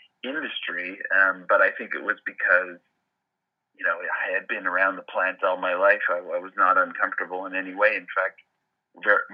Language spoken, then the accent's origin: English; Montreal, Quebec, Canada; moved away as an adult; also born or lived in Bay Area, California; now in Denver, United States; I'm actually Canadian. I was born and raised in Montreal.